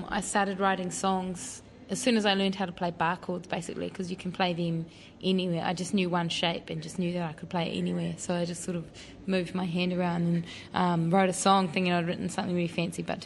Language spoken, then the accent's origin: English; Raglan, Waikato, New Zealand; I grew up in Raglan